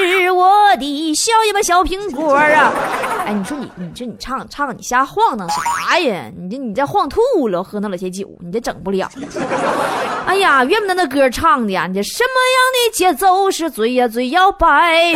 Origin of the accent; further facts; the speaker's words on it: Northeast China, China; 我也是东北人